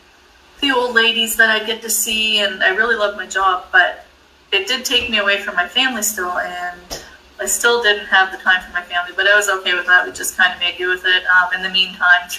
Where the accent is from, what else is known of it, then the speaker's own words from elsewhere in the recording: New Brunswick, Canada; I grew up in New Brunswick, Canada